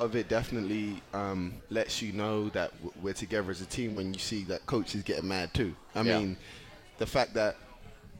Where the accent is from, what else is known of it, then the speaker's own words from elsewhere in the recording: England, United Kingdom; now in United States; growing up in England